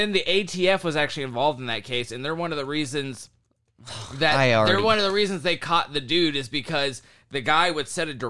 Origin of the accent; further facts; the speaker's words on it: the South, United States; I would be doing the same shit because I was from the South.